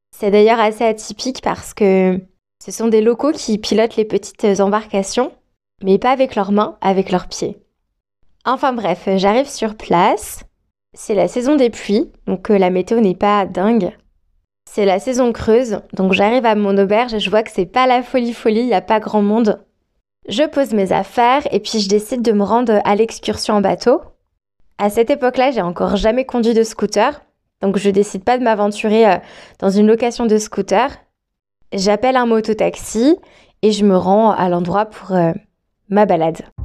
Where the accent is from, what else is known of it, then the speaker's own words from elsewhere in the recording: France; moved away as an adult; also born or lived in Australia; moi je suis française